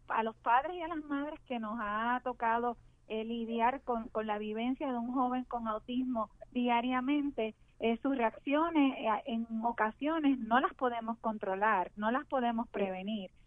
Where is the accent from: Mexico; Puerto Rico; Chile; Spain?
Puerto Rico; como puertorriqueños que somos